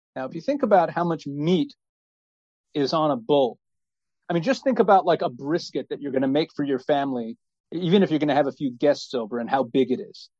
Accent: United States; now in Israel; we're originally American

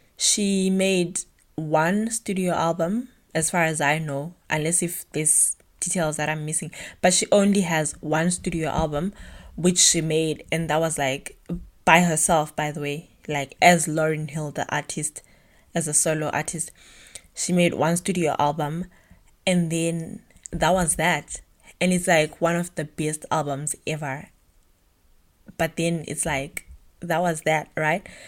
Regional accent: Bulawayo, Zimbabwe; moved away as an adult; now in Germany; I was born and bred in Bulawayo, Zimbabwe

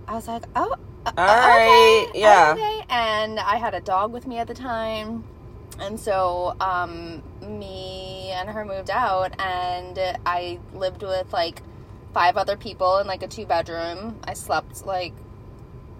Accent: Wisconsin, United States; moved away as an adult; also born or lived in Milwaukee, Wisconsin / San Diego, California; I was born and raised in Wisconsin.

